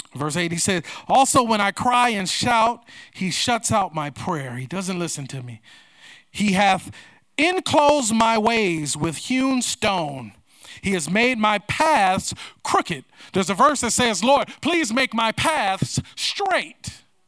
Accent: United States; I am proud to be an American

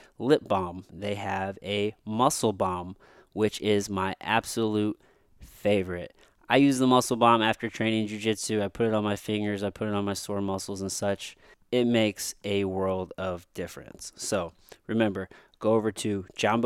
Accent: Jefferson City, Missouri, United States; also born or lived in Potosi, Missouri; then I moved to Jefferson City, Missouri

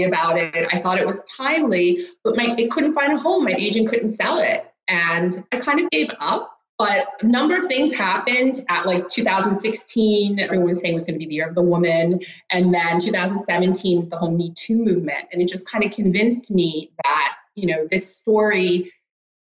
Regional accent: Rockland County, New York, United States; moved away as an adult; also born or lived in Greenwich, Connecticut; now in Stockholm, Sweden; I grew up in Rockland County, New York, and I'm actually a first generation American.

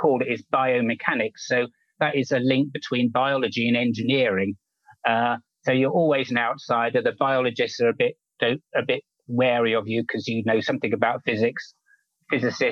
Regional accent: London, United Kingdom; I was brought up in the suburbs of London, actually, not far from the Royal

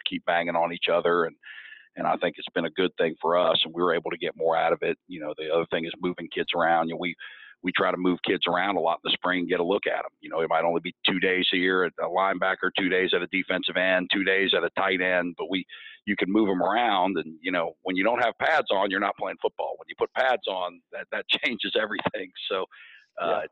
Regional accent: Orlando, Florida, United States; moved away as an adult; also born or lived in Missouri; now in Georgia, United States; I'm from Orlando, so I came back and coached in Orlando for about 15 years

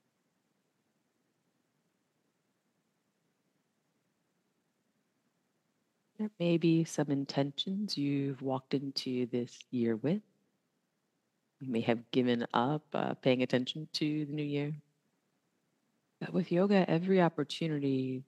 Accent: the South, United States; I am from the South

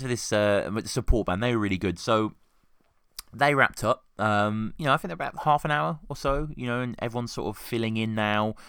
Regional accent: Birmingham, West Midlands, United Kingdom; now in Oxford, United Kingdom; I live in Oxford, um, live and work in Oxford, but I grew up in Birmingham

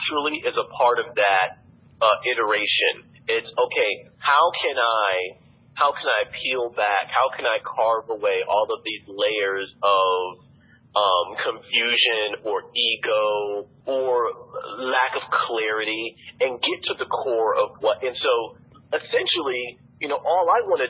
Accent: East Alabama, United States; moved away as an adult; also born or lived in New York; I have friends or whatever who are from my hometown

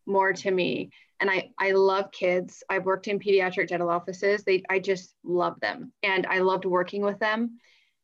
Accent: Northern Nevada, United States; also born or lived in Colorado; my family and I moved to Northern Nevada when I was, like 5 years old

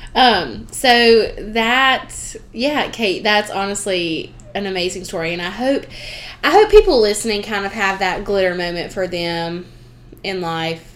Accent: the South, United States; accent: southern; my southern way

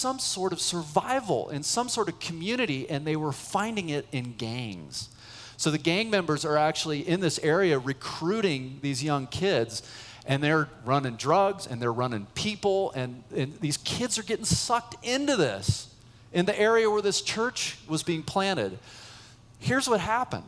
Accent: Boulder, Colorado, United States; moved away as an adult; also born or lived in San Francisco Bay Area, California; I grew up in Boulder, but I was serving at a church in the Bay Area, San Francisco Bay Area

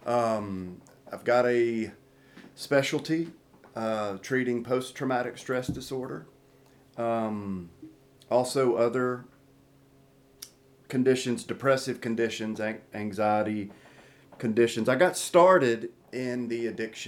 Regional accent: Tupelo, Mississippi, United States; moved away as an adult; now in Hinds County, United States; I'm from Tupelo, Mississippi, married my way to the Hinds County area.

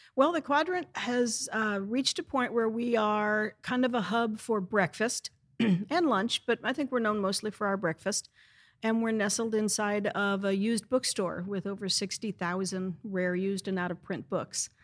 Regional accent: St. Louis, Missouri, United States; now in Easton, United States; I'm from St. Louis, Missouri

